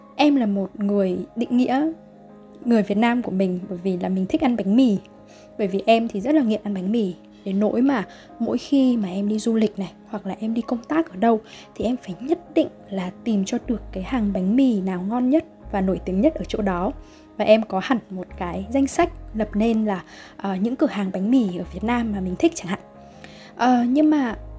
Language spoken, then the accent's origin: Vietnamese; Vietnam; đất nước Việt Nam của mình